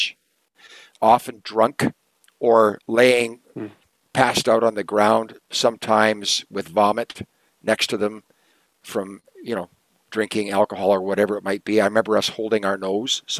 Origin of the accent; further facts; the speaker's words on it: Kenora, Ontario, Canada; I grew up in Kenora, Ontario